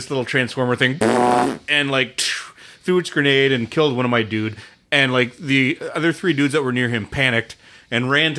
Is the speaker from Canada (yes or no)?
yes; Canada; And I am the Canadian.